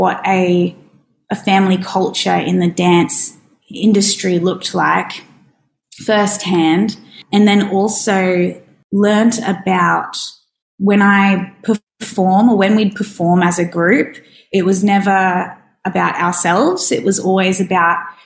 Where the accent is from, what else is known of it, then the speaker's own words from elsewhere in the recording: Brisbane, Queensland, Australia; moved away as an adult; now in Darwin, Australia; I grew up in Brisbane